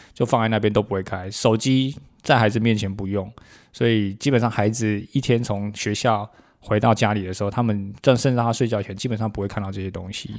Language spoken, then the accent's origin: Chinese; Taiwan; 闽南语是我们台湾很重要的一个本土母语